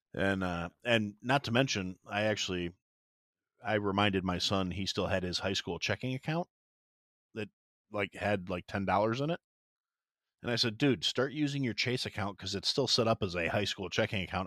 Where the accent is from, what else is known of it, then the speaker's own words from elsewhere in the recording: Kenosha, Wisconsin, United States; moved away; Kenosha, Wisconsin, that's actually my hometown, that's where I'm from